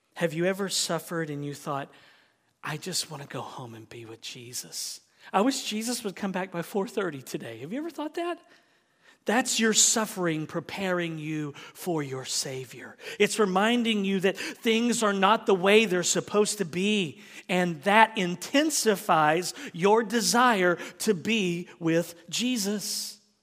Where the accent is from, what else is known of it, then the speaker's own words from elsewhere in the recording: United States; as an American